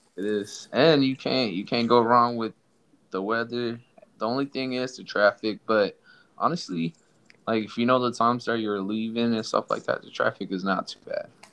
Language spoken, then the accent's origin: English; Somalia; moved away; also born or lived in Texas; I'm from Somalia